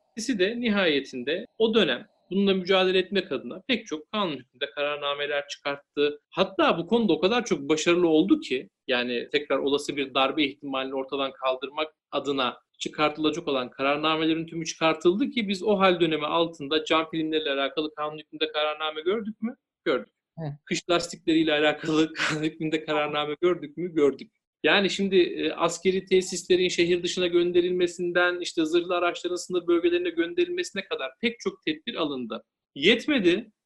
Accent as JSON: {"language": "Turkish", "region": "Denizli", "country": "Turkey", "said": "ben Denizliliyim. Aslen de yürüyüm."}